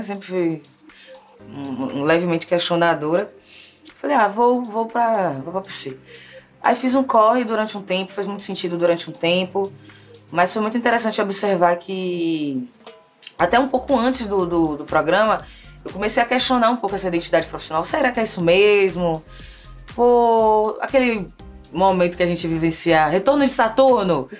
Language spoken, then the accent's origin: Portuguese; Salvador, Bahia, Brazil; moved away as an adult; also born or lived in Rio de Janeiro, Brazil; now in São Paulo, Brazil; eu saí de Salvador no corre mesmo, no corre profissional, acadêmico, fiz o mestrado, fiz após a residência, tudo em território carioca